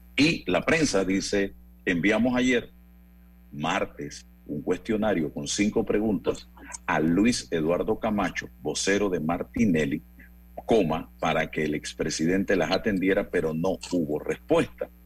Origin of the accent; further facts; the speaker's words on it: Chitré, Herrera, Panama; allá en mi pueblo natal, Chitré, provincia de Herrera